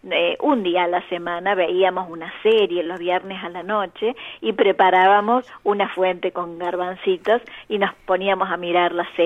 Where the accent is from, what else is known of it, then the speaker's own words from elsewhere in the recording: Córdoba, Argentina; yo, yo soy, provengo de Córdoba, mi madre era santafesina y mi padre chaqueño.